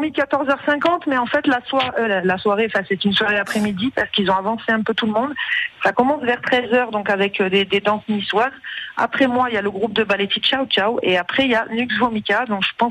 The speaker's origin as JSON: {"language": "French", "country": "Morocco", "tie": "born there", "said": "moi, je suis née au Maroc"}